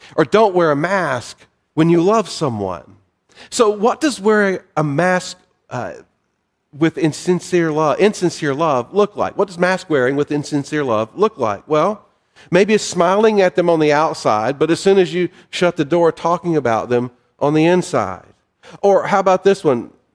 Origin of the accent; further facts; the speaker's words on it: the South, United States; moved away; I'm a Southerner. I've lived in other parts of the country